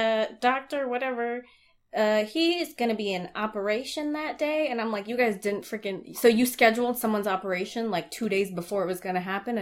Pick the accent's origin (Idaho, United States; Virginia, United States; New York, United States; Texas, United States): New York, United States; accent: New York; now in Los Angeles, United States; my kids at work make fun of me for having a New York accent, which I really am trying to subdue.